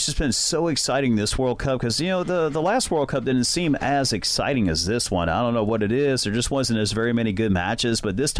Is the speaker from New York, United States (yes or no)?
no; Cincinnati, Ohio, United States; my hometown in Cincinnati